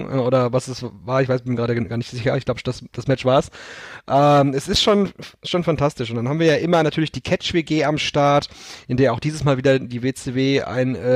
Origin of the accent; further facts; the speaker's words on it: Germany; natürlich wissen wir als Deutsche, dass äh, David Hasselhoff, unser Landsmann, die äh, Berliner Mauer zum Einsturz gebracht hat.